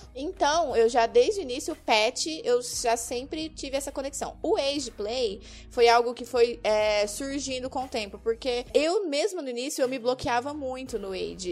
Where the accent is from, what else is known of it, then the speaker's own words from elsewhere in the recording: Triângulo Mineiro, Minas Gerais, Brazil; also born or lived in interior of São Paulo; now in Curitiba, Brazil; Não sou de Curitiba, na verdade eu sou mineira, nasci no Triângulo Mineiro. Me mudei pro interior de São Paulo